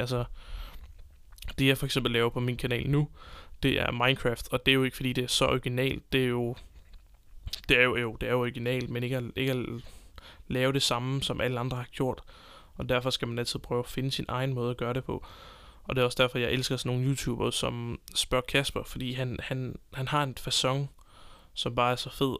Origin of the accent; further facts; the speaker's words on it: Copenhagen, Capital Region of Denmark, Denmark; moved away as an adult; now in Southern Jutland, Denmark; jeg kommer fra København, øh, bor lige pt. i Sønderjylland sammen med min kæreste